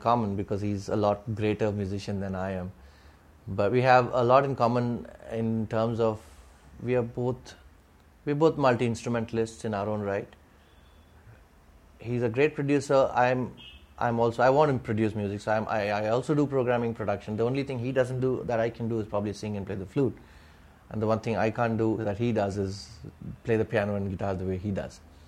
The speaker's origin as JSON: {"language": "English", "town": "Thanjavur", "region": "Tamil Nadu", "country": "India", "moved": "yes", "lives_now": "Mumbai, India", "said": "we are both Tambrams from Thanjavur, you know, Tamilian Brahmins from Thanjavur"}